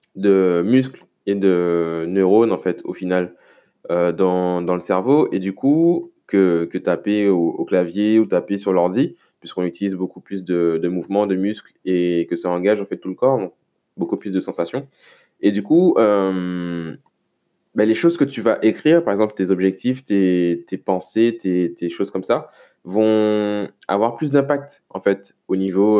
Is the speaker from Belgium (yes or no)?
no; Le Lamentin, Martinique; chez moi au Lamentin